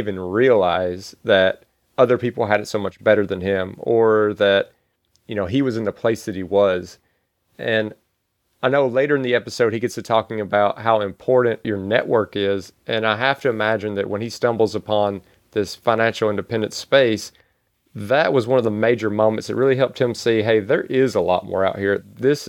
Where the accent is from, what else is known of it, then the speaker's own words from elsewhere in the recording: Mississippi, United States; growing up in Mississippi in a small town.